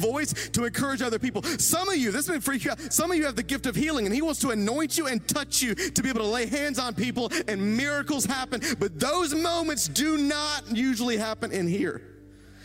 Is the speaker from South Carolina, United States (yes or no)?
yes; Greenville, South Carolina, United States; I'm from Greenville